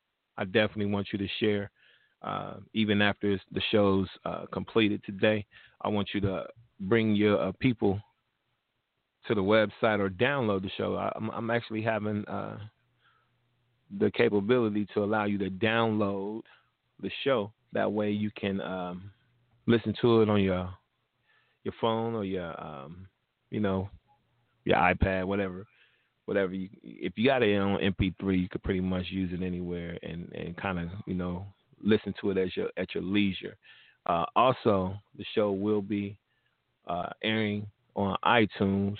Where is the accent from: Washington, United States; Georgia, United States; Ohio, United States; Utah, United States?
Ohio, United States; Cincinnati; my hometown. 513